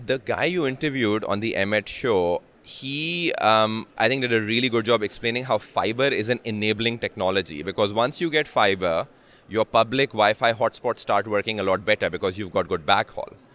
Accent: Pakistan; moved away; I'm from Pakistan

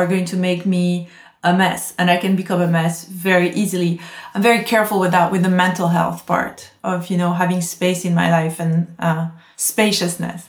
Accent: Corsica, France; now in London, United Kingdom; I come from Corsica. It's one of the most beautiful places in the world

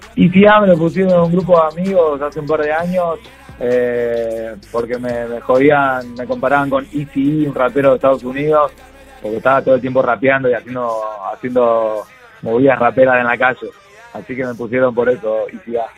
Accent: Argentina; como músico argentino

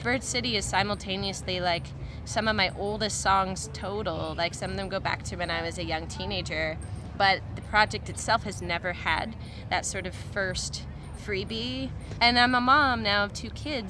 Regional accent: Guelph, Ontario, Canada; I grew up in Guelph

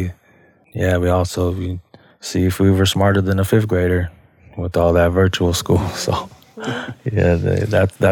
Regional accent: Minneapolis, Minnesota, United States; also born or lived in Red Lake Nation; now in Wisconsin, United States; I am from the Red Lake Band of Chippewa Indians, but I was born and raised in Southside, Minneapolis.

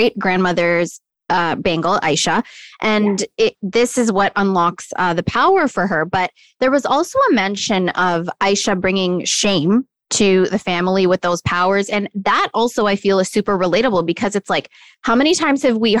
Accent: Markham, Ontario, Canada; I'm a girl from Markham too

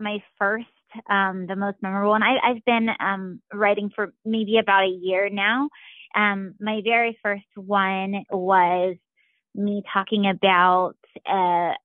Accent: Springboro, Ohio, United States; now in Kettering, United States; I'm from Springboro, so my husband and I both are familiar with everywhere around Dayton.

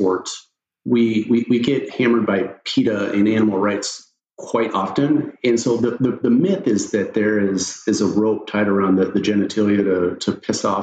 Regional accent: Eastern Oregon, United States; I grew up in Eastern Oregon, small town, ranching and bull riding

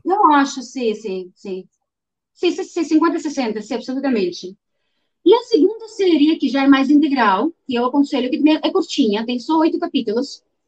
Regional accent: Ukraine; Portuguese is a second language; now in Brazil; eu sou ucraniana, eu sou ucraniana que tem etnia russa

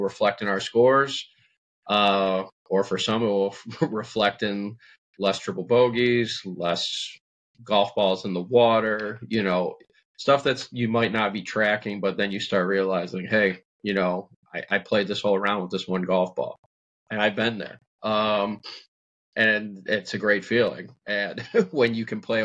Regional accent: Illinois, United States; I'm from Illinois

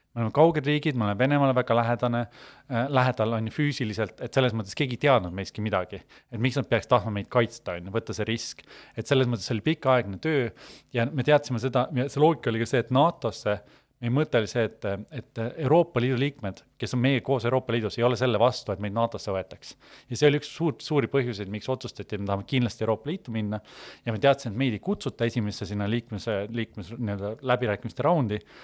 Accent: Estonia; me sündisime ikkagi Eestis

